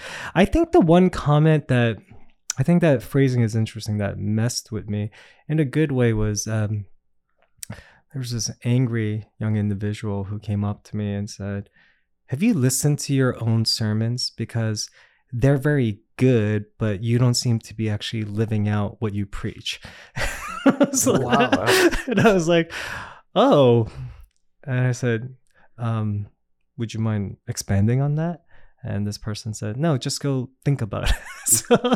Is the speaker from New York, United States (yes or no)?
yes; Queens, New York, United States; And I say Queens, and then where are you really from? I said, I really am from Queens.